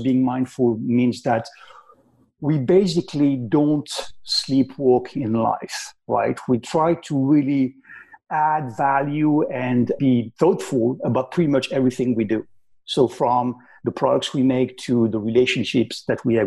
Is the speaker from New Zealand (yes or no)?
no; Paris, Île-de-France, France; English is a second language; moved away as an adult; now in United States; I'm from Paris in France, but I've been in the US now for quite a while.